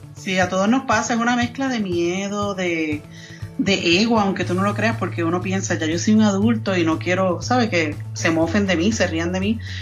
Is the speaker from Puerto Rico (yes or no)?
yes; Puerto Rico; first language Spanish; moved away as an adult; also born or lived in New York; now in Colorado Springs, United States; soy nacida y criada en Puerto Rico